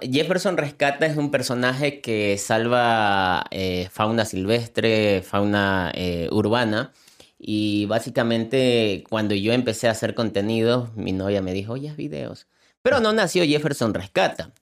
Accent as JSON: {"language": "Spanish", "town": "Manta", "region": "Manabí", "country": "Ecuador", "said": "soy, soy, soy, de Ecuador"}